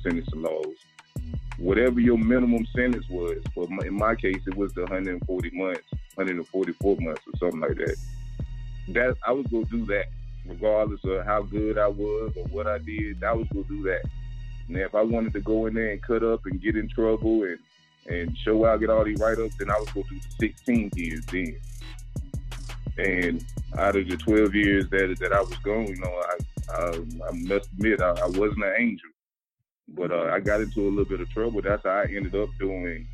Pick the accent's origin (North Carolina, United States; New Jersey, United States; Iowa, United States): North Carolina, United States; Raleigh; I'm from Raleigh, North Carolina